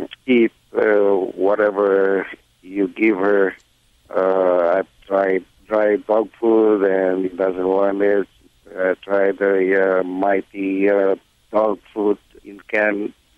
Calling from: Los Angeles, California, United States; I'm calling from Reseda, North Hills, actually.

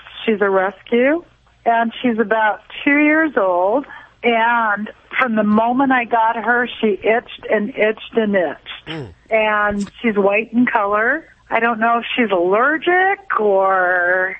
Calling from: Long Beach, California, United States; I'm calling from Long Beach.

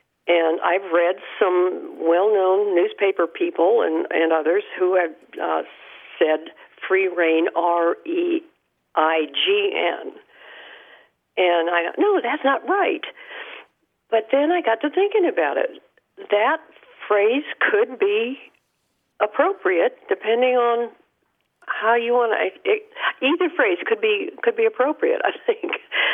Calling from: Kerrville, Texas, United States; Hi, this is …, and I'm calling from Kerrville, Texas.

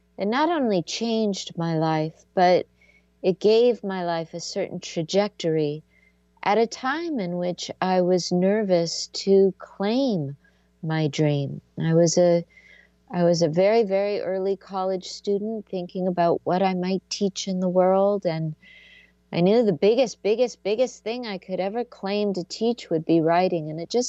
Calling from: Seattle, Washington, United States; she is coming to my hometown, Seattle, Washington. It's funny, I've lived in Seattle now long enough that I'm calling it my hometown, even though I wasn't born here, but this is my home

